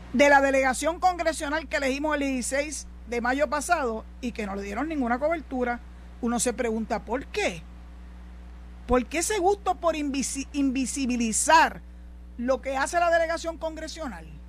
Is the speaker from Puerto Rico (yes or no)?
yes; Puerto Rico; somos ciudadanos americanos